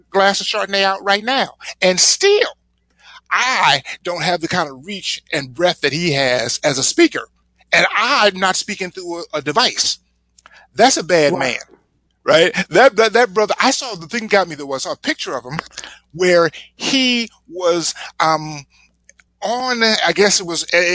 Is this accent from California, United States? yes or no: yes; Compton, California, United States; moved away; I was born in Compton. I made it out of Compton